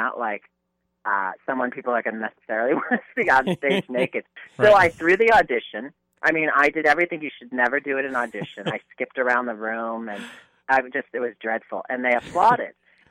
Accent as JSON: {"language": "English", "region": "New York area", "country": "United States", "said": "I was from the New York area"}